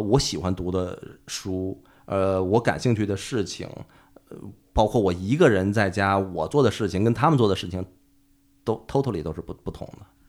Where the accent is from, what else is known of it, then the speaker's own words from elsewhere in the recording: Liaoning, China; also born or lived in Inner Mongolia; 我出生在内蒙，然后四岁的时候吧，就跟着爸妈，我们搬家到辽宁的一个三四线的一个城市